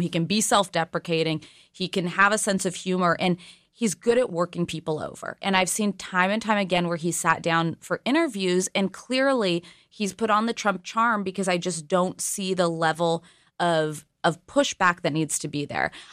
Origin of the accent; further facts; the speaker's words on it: California, United States; I'm from California